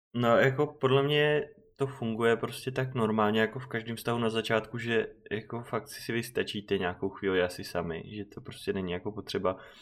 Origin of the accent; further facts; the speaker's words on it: Czechia; odkud seš, tak říkám Czech Republic